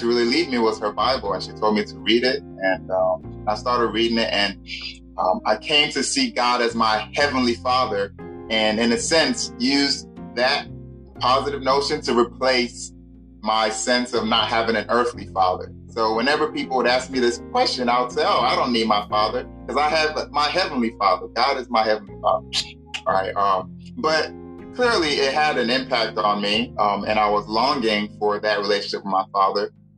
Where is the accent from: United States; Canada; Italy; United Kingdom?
United States; Growing up in the States